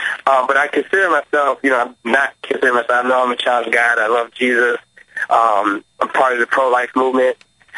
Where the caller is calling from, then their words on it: Minneapolis, Minnesota, United States; I'm calling from Minneapolis.